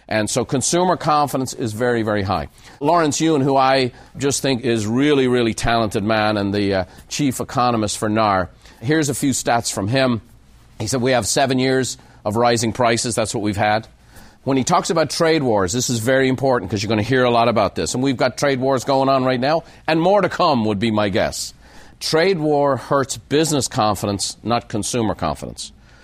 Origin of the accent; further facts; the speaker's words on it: Ireland; now in United States; that's why today you need to know I'm an Irishman. I'm a proud American by choice.